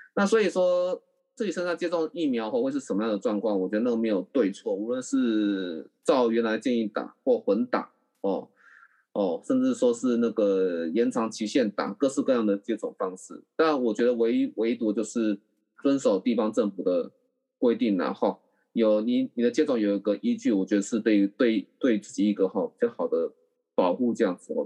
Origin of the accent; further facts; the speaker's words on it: Taiwan; 我们台湾人